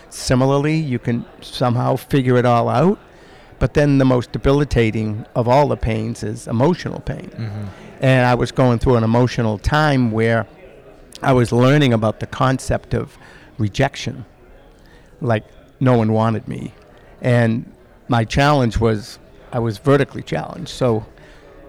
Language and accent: English; Boston, Massachusetts, United States; growing up in Boston, it's a very sports frenzied community